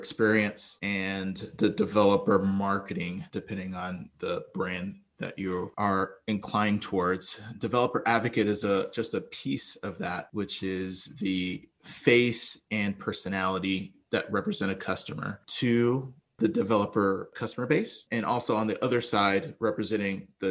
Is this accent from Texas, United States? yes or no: yes; Texas, United States; also born or lived in Brooklyn, New York; We quickly migrated to Texas where it was warmer, and that's where I grew up and went to school